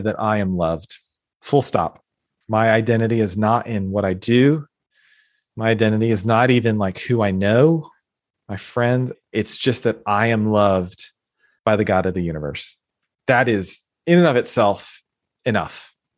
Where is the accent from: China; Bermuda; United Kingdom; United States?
United States; being born and growing up, growing up in the United States